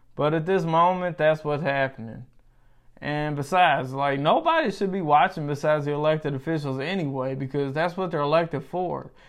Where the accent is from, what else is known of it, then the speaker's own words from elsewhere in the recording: United States; as an American